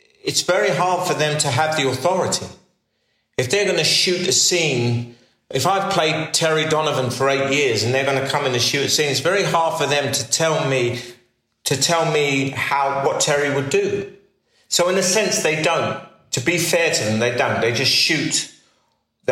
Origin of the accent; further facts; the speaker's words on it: United Kingdom; Being a British actor in America